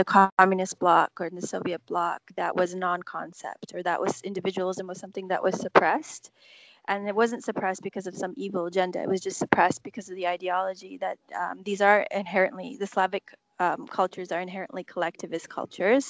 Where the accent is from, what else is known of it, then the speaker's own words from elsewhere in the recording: Canada; also born or lived in Czechoslovakia / Austria / Florida, United States / Illinois, United States; I was raised, educated, socialized in Canada